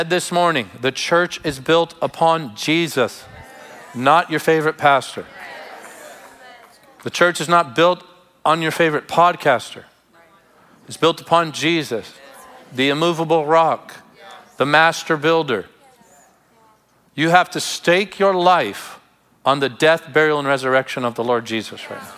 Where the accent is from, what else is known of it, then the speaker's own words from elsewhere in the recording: Tarpon Springs, Florida, United States; where I grew up in Tarpon Springs.